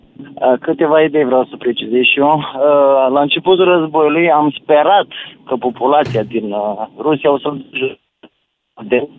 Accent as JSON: {"language": "Romanian", "town": "Galați", "region": "Galați County", "country": "Romania", "said": "eu sunt din Galați"}